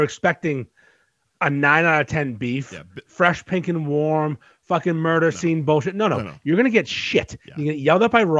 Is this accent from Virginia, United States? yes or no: no; North Shore, Massachusetts, United States; born or raised there